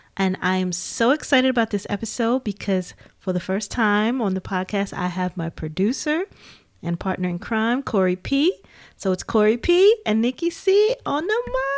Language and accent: English; Gary, Indiana, United States; growing up in Gary, Indiana, it was just like Chicago was like right there